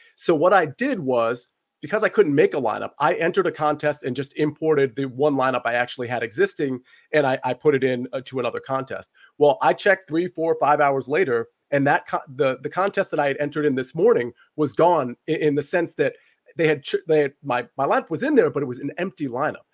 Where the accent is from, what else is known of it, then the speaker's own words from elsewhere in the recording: the DC area, Northern Virginia, United States; I'm from Northern Virginia, the D C area